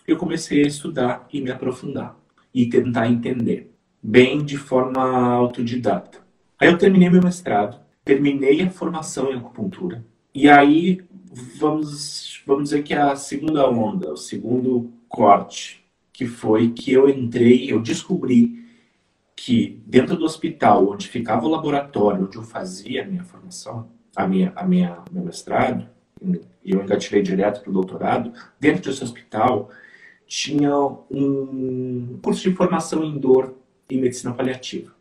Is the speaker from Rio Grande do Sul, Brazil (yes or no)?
yes; interior of Rio Grande do Sul, Brazil; eu sou do interior do Rio Grande do Sul